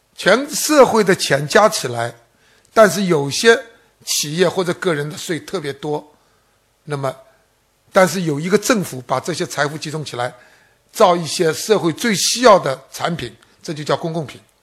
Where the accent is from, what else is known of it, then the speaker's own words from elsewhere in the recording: China; 我们中国人